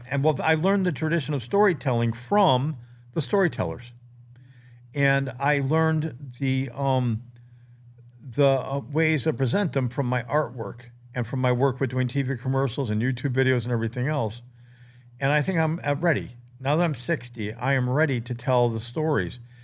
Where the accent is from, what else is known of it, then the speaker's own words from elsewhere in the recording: Maine, United States; my life growing up in Maine